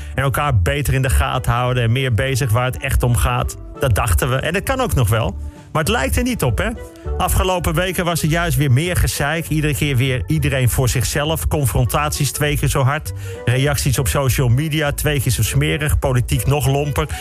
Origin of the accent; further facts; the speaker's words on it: Bussum, North Holland, Netherlands; Ik ben opgegroeid in Bussum, in de sloppenwijken van het Gooi